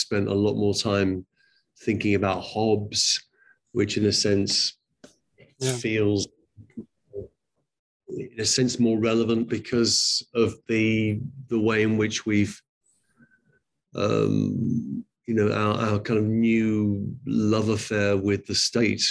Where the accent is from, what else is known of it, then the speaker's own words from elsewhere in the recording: England, United Kingdom; I'm from England.